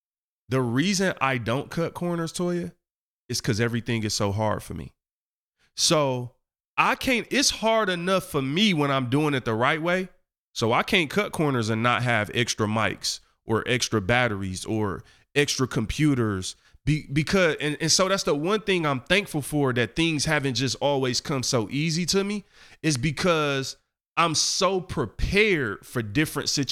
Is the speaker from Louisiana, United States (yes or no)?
no; Detroit, Michigan, United States; I come from Eastside 7 Mile in Detroit